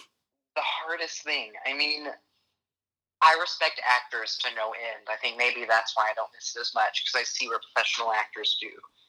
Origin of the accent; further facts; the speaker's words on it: Texarkana, Texas, United States; also born or lived in Wadley, United States; So yes, Texarkana, my whole life. I was born in Wadley on the Arkansas side